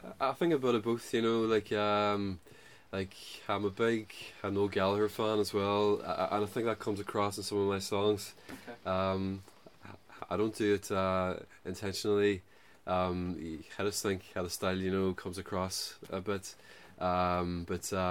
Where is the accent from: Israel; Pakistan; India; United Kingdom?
United Kingdom; Derry, Northern Ireland; I'm from Derry.